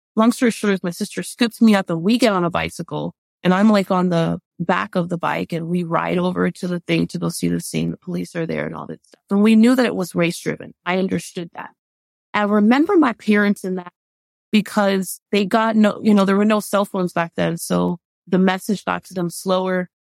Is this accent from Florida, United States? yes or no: yes; Miami, Florida, United States; growing up in Miami